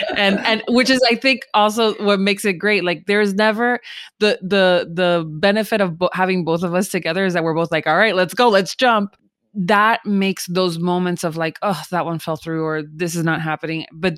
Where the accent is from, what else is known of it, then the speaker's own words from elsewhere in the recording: United Kingdom; I'm so British.